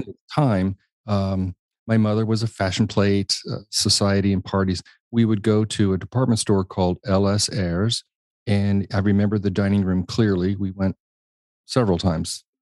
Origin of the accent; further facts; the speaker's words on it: Washington, District of Columbia, United States; also born or lived in Indianapolis, Indiana; I was born in Indiana, Indianapolis, Indiana, um, inconspicuous town, really, and, um, lived there until we were about six, and then we moved to Washington, D C.